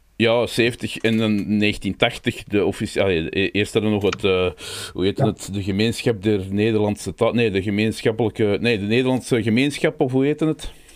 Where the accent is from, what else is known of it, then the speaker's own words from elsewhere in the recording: Belgium; we zijn Brabanders